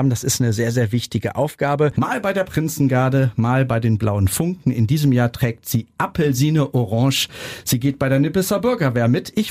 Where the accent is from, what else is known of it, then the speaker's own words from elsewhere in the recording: Niederkassel, North Rhine-Westphalia, Germany; Liebe Grüße in meine Heimat nach Niederkassel-Mondorf